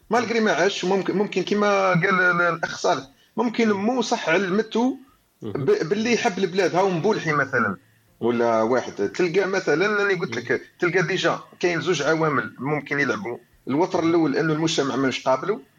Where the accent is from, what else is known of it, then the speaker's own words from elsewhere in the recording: Algeria; كبرنا في الجزائر